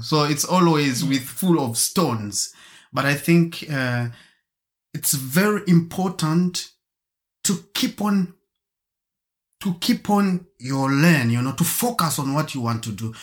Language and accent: English; Germany; also born or lived in Zambia / Marburg; I was born in Zambia and grown up in Germany.